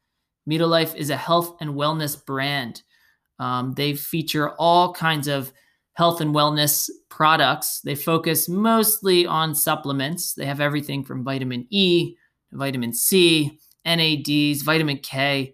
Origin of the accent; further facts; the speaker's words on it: Belmar, New Jersey, United States; Turnstile is a Jersey Shore staple, one of my favorites here in my hometown, Belmar, New Jersey.